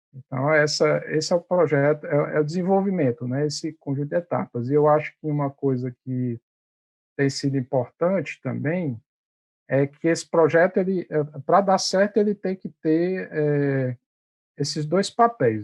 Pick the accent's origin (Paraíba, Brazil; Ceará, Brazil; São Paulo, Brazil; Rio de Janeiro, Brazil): Ceará, Brazil; moved away as an adult; now in Recife, Brazil; sou cearense